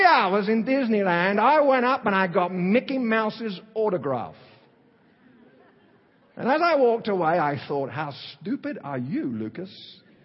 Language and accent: English; London, United Kingdom; accent: Cockney; moved away; I'm from East London, kind of Cockney